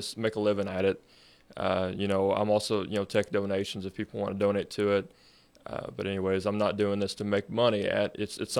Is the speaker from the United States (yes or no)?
yes; Bonne Terre, Missouri, United States; I was born and raised in outside of Bon Terre, rural Bon Terre. So yeah, I've been here my whole life